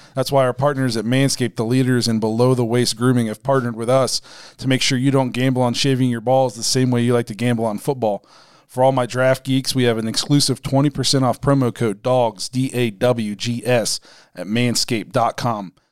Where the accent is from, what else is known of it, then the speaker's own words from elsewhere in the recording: Dover, Ohio, United States; now in Canton, United States; we're at my hometown Dover, Philly